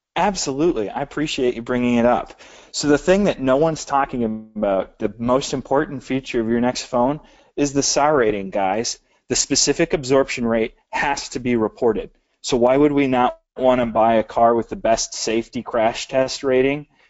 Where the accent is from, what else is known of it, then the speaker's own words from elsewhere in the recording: Michigan, United States; we're from Michigan.